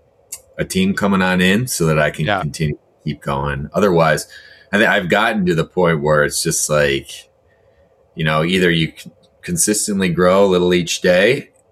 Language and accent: English; Detroit, Michigan, United States; my hometown team